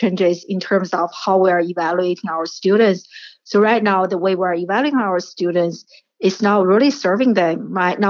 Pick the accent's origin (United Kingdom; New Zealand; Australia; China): China; moved away; I grew up in China